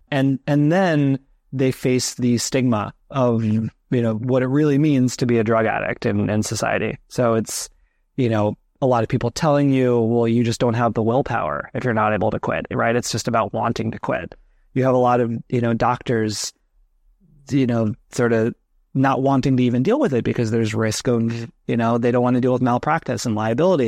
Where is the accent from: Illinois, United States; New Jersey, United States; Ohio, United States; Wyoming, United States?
New Jersey, United States; moved away as an adult; now in New York, United States; I grew up in New Jersey, so not far from that area